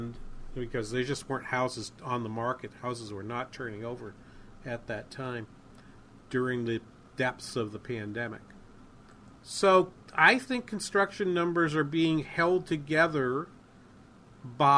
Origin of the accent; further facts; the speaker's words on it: New England, United States; Where I grew up in New England